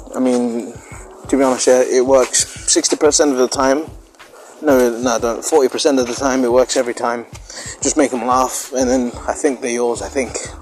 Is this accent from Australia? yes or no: no; United Kingdom; I'm British